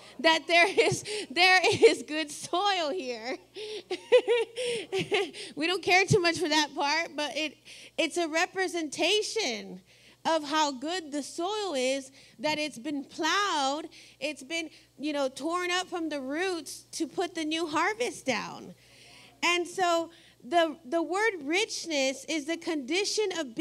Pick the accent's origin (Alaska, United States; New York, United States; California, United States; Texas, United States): Texas, United States; now in Ohio, United States